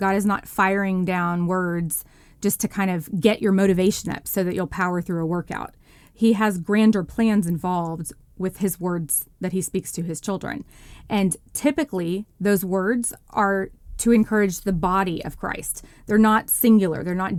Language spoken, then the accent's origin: English; Texas, United States; now in mid-Atlantic, United States; church life is just totally different than the world that I grew up in Texas in the Bible Belt.